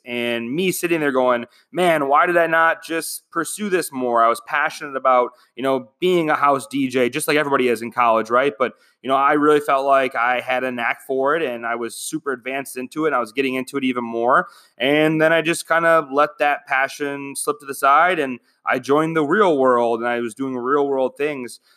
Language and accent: English; Michigan, United States; moved away as an adult; now in Phoenix, United States; I'm from Michigan